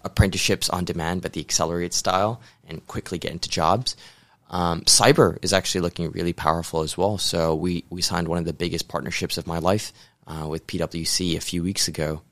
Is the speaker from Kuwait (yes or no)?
no; Hong Kong; moved away as an adult; also born or lived in New York, United States; originally a Hong Kong boy, but, uh, went to the U S to start my career in investment banking.